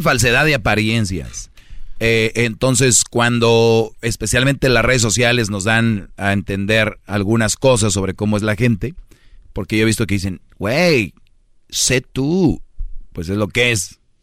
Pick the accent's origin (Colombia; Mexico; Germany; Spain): Mexico; now in United States; Yo conozco muy bien mi país, estoy seguido en mi país